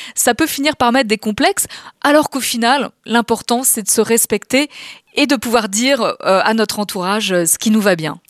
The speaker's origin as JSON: {"language": "French", "town": "Paris", "region": "Île-de-France", "country": "France", "said": "je suis une vraie Parisienne."}